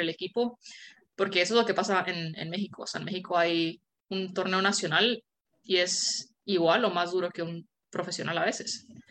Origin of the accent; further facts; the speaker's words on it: Guatemala; moved away; yo me fui de Guatemala antes de que, antes de que las terminaran y solo jugábamos en dos canchas todo el equipo